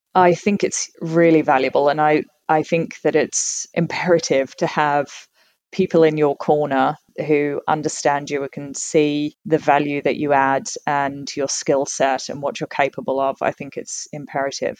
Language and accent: English; Tasmania, Australia; moved away as an adult; also born or lived in United Kingdom; I was born and raised in Tasmania um, and I got on a plane and left when I was 18